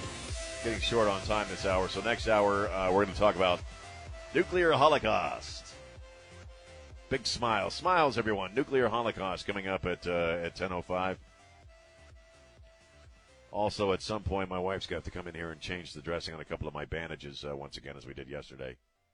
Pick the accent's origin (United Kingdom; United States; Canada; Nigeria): United States; Baltimore, Maryland; I grew up predominantly, I mean, we moved around a lot, but I grew up predominantly just outside of Baltimore, as you know.